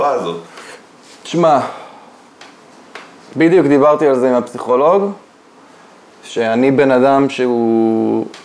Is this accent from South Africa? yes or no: no; Michigan, United States; now in Israel; שמע, אני גדלתי קצת באמריקה, אולי זה, אולי זה קשור.